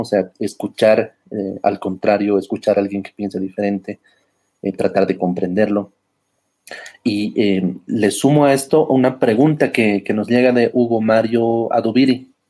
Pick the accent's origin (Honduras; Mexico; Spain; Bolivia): Bolivia; estamos eh, como bolivianos